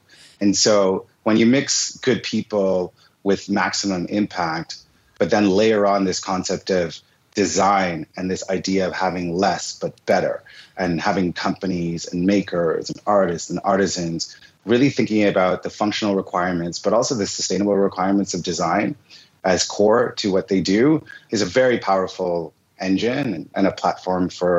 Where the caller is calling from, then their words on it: Montreal, Quebec, Canada; one of the two co-founders of Goody, and I'm calling from Montreal today.